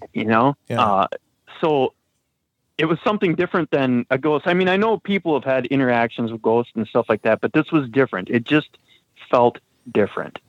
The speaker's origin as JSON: {"language": "English", "region": "Wisconsin", "country": "United States", "tie": "born or raised there", "moved": "yes", "lives_now": "Minnesota, United States", "said": "I grew up in Wisconsin"}